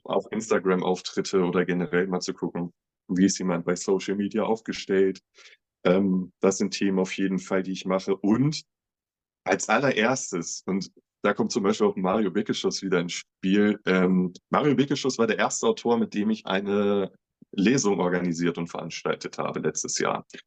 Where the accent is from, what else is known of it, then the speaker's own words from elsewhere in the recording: Göttingen, Lower Saxony, Germany; moved away as an adult; now in Braunschweig, Germany; ich komme gebürtig aus Göttingen, ähm, lebe jetzt vier Jahre in Braunschweig